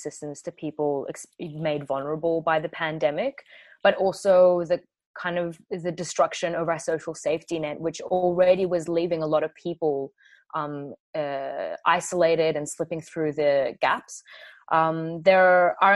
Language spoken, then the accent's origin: English; Kurdish from Iraq, Kurdistan Region, Iraq; now in Australia; I'm a former refugee. I'm Kurdish from Iraq